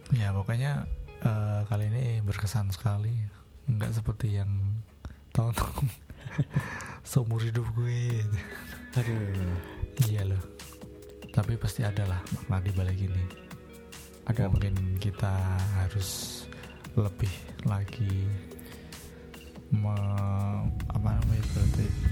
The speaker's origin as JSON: {"language": "Indonesian", "town": "Semarang", "region": "Central Java", "country": "Indonesia", "said": "Kita orang Semarang"}